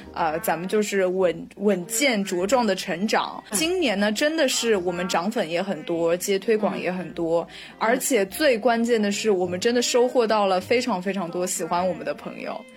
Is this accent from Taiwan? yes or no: no; China; 我们中国人就非常喜欢许愿